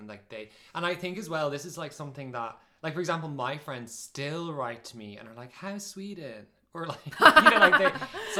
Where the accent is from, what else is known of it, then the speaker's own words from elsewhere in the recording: Ireland; now in Norway; as an Irish person